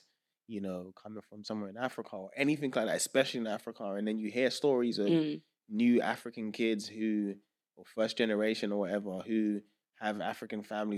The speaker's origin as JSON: {"language": "English", "country": "United Kingdom", "tie": "born there", "said": "I was born in Britain. Yeah. I'm Nigerian through and through."}